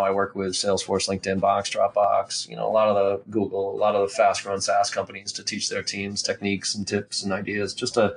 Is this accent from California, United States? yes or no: no; Boston, Massachusetts, United States; also born or lived in Maryland; I grew up here in Boston